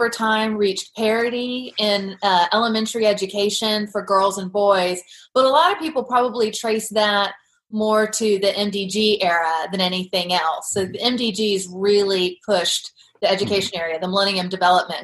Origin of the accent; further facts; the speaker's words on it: United States; as an American